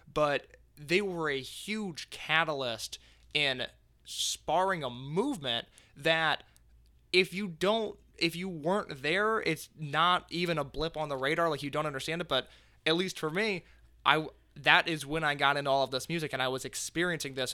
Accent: Indiana, United States; we're both from Indiana

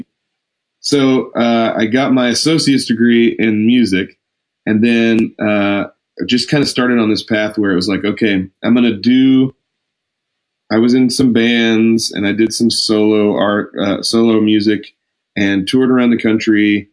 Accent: Lubbock, Texas, United States; I grew up in Lubbock

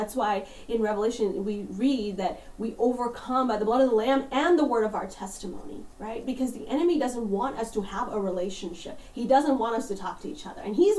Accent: India; born there; So I'm Indian. I was born in India, so I have brown skin.

